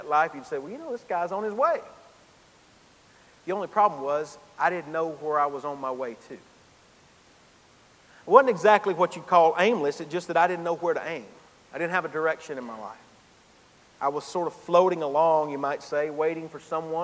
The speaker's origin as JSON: {"language": "English", "town": "Gainesville", "region": "Georgia", "country": "United States", "tie": "born or raised there", "said": "moved back to my hometown in Gainesville, Georgia"}